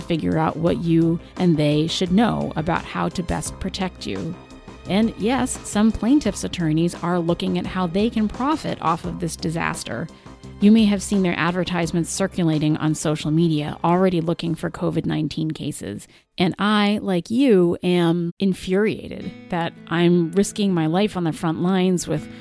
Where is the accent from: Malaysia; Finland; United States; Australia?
United States; Rhode Island; from my home state of Rhode Island